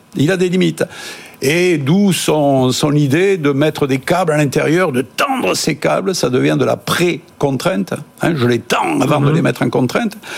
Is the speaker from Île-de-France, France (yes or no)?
no; Toulouse, Occitania, France; moi je suis toulousain donc c'est plutôt la brique